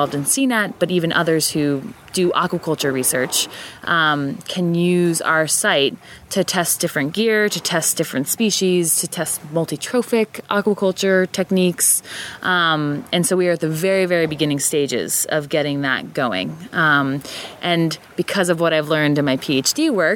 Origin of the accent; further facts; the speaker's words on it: Jersey Shore, New Jersey, United States; moved away as an adult; also born or lived in Pennsylvania, United States; now in Maine, United States; coming from Pennsylvania and growing up on the Jersey Shore